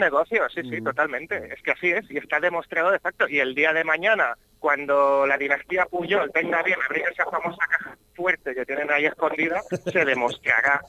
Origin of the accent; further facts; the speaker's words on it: Barcelona, Catalonia, Spain; yo he nacido también aquí en Cataluña, en Barcelona